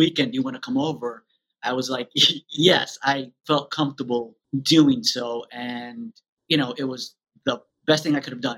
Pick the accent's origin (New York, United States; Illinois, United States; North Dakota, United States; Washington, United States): New York, United States; I grew up in New York, born and raised